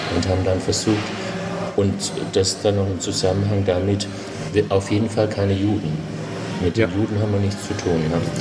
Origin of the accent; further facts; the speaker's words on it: Southern Black Forest, Baden-Württemberg, Germany; moved away as an adult; also born or lived in Lake Constance / Konstanz; now in Berlin, Germany; ursprünglich geboren bin ich am Bodensee und aufgewachsen aber zuerst in Baden-Baden und dann im Südschwarzwald